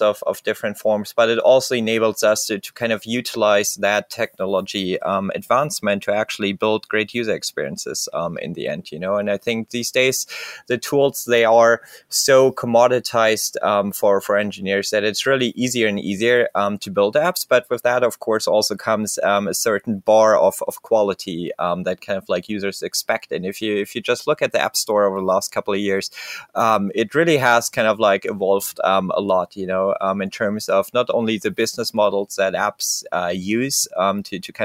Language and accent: English; Berlin, Germany; I'm originally actually from Berlin in Germany